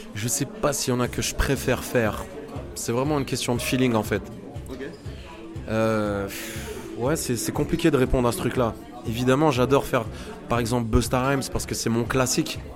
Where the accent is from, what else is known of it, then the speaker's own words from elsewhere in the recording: Autun, Bourgogne-Franche-Comté, France; now in Paris, France; je suis né à Autun, dans le 7-1, en Bourgogne, le pays du vin blanc